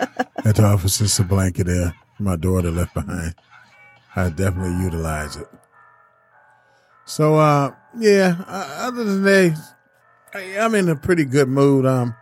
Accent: California, United States; growing up in California

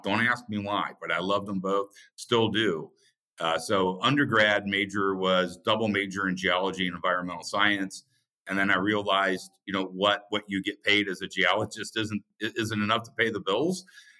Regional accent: Indiana, United States; Yeah, it's very simple upbringing. We grew up in a house with 6 people.

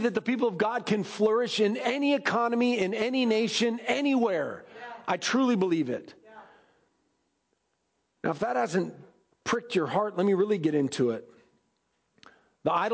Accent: United States; I love America and I love being American

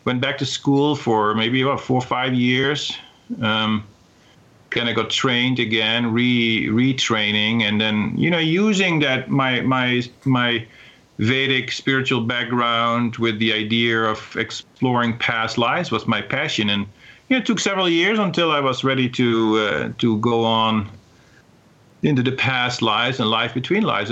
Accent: Netherlands; moved away; I came from Holland, the Netherlands

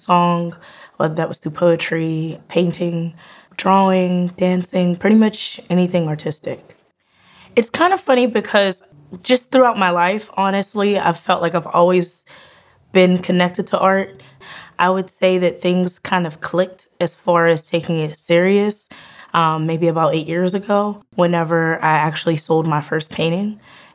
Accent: Penn Hills, Pennsylvania, United States; I am from Penn Hills, Pennsylvania. I graduated there.

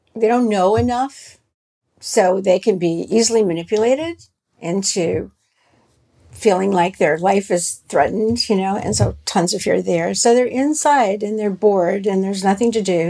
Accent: the South, United States; I grew up in the South, so you know, uh, we had a certain a certain kind of food, a lot of fat and barbecue

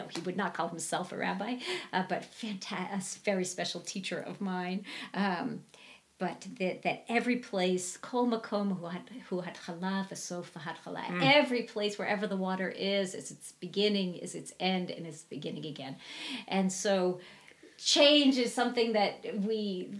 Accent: Virginia, United States; moved away; I'm from Virginia

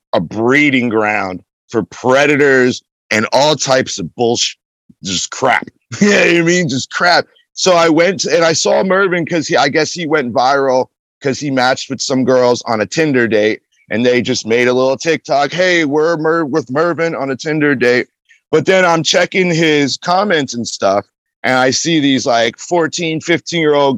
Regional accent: Lancaster, Pennsylvania, United States; also born or lived in Fort Myers, Florida; I'm from Lancaster, Pennsylvania.

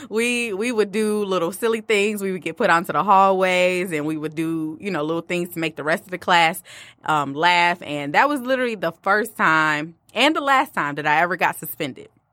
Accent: Detroit, Michigan, United States; also born or lived in Farmington Hills, Michigan; I did grow up with, in the D P S district

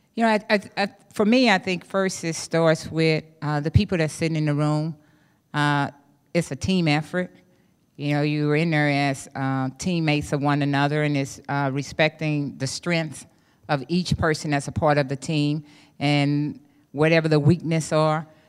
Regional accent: East St. Louis, Illinois, United States; I grew up in East Saint Louis, Illinois

